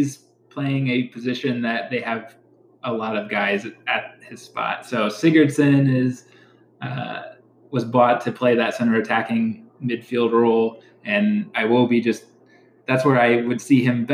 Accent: Findlay, Ohio, United States; I grew up in Findlay, Ohio, which is just down the road on 75

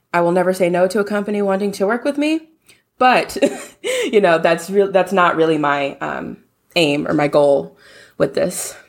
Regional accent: Louisiana, United States; now in Houston, United States; I'm from Louisiana, born and raised

